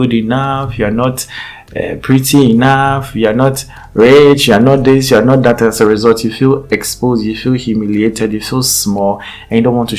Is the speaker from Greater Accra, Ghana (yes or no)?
no; Eastern Region, Ghana; English is a second language; When I come from Edukomekuapem, I speak Chiripon